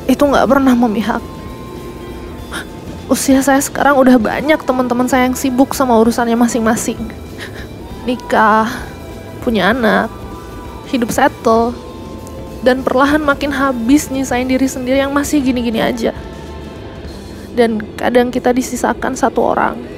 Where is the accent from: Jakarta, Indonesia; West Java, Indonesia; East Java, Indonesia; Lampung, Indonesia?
Jakarta, Indonesia; Saya dari Jakarta pak Udah tiga tahun saya di sini.